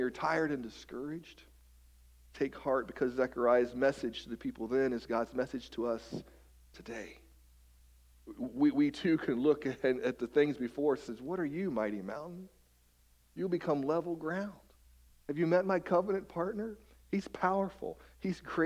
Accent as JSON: {"language": "English", "region": "West Virginia", "country": "United States", "tie": "born or raised there", "moved": "yes", "lives_now": "Marysville, United States", "said": "I'm from West Virginia. I kind of grew up among the mountains, the hills, if you will."}